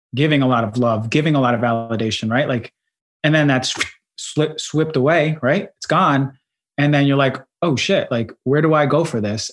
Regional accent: New Jersey, United States; accent: New York; also born or lived in Queens, New York; I was born in Queens, and mm-hmm. I grew up there until like seven or eight, and then I moved to New Jersey. So I was raised in New Jersey more so

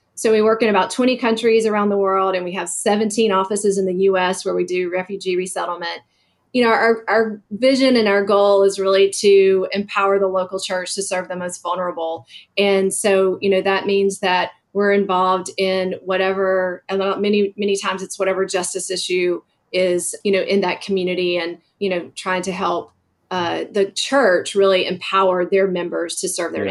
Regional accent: Dublin, Georgia, United States; moved away as an adult; also born or lived in Washington, D.C.; I grew up in a small town in Georgia, Dublin, Georgia, right in the middle of the state

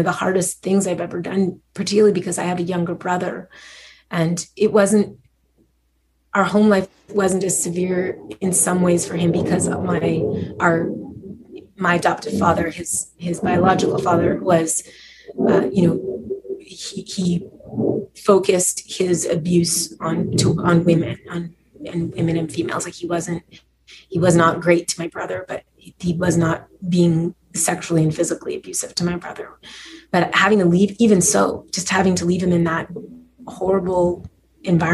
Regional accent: Montreal, Quebec, Canada; I grew up in Montreal

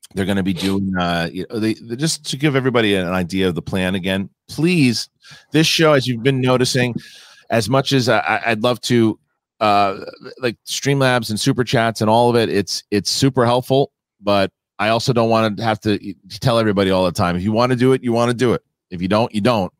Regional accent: Darwin, Northern Territory, Australia; Darwin, Northern Ter-, Territory, Australia, which is my hometown

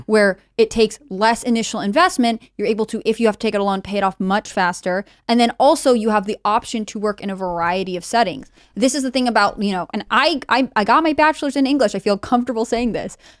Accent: Connecticut, United States; I grew up in Connecticut, Blue State.

